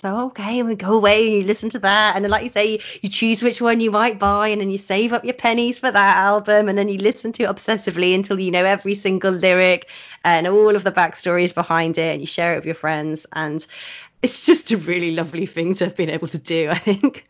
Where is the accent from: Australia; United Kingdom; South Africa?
United Kingdom; Oxford, South East England; I grew up in Oxford, which has a great musical subculture